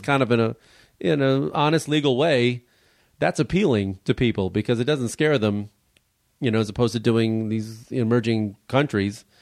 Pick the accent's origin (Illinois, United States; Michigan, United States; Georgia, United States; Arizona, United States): Illinois, United States; Chicago; I'm from Chicago